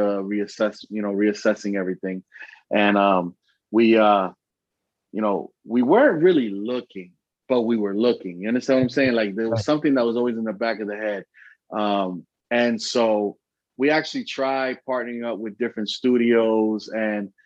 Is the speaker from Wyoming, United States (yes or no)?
no; Allentown, Pennsylvania, United States; also born or lived in Bronx, New York; I was born in the Bronx, but if people tell me who made me, it was Allentown